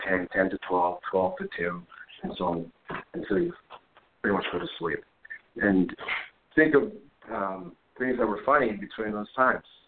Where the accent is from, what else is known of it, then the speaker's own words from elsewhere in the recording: Montreal, Quebec, Canada; moved away as an adult; also born or lived in New York City; I'm from Montreal